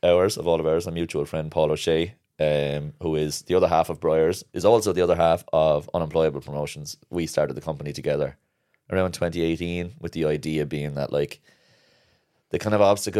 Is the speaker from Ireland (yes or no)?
yes; Kilkenny, Leinster, Ireland; now in Cork, Ireland; I'm from Kilkenny originally.